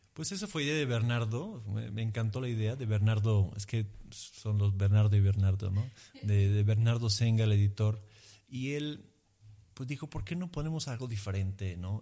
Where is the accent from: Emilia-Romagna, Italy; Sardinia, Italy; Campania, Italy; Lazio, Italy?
Emilia-Romagna, Italy; Spanish is a second language; moved away as an adult; now in Mexico City, Mexico; fuera de mi tierra de Emilia